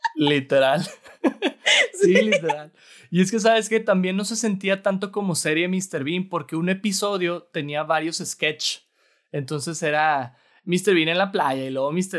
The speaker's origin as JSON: {"language": "Spanish", "town": "Torreón", "region": "Coahuila", "country": "Mexico", "moved": "yes", "lives_now": "Monterrey, Mexico", "said": "no soy de aquí originario, soy de Torreón, Coahuila"}